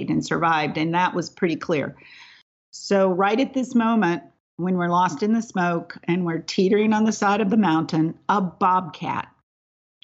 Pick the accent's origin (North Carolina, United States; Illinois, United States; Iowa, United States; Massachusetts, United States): North Carolina, United States; moved away; also born or lived in San Diego; as we would say in the South, where I grew up in North Carolina